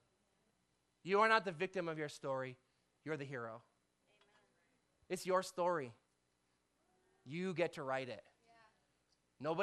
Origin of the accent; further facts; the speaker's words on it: Canada; we're Canadian